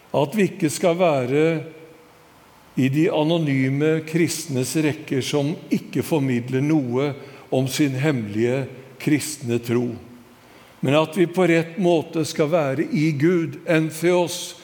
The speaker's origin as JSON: {"language": "Norwegian", "town": "Skedsmo", "region": "Akershus", "country": "Norway", "tie": "born or raised there", "said": "hjembygda mi i Skedsmo"}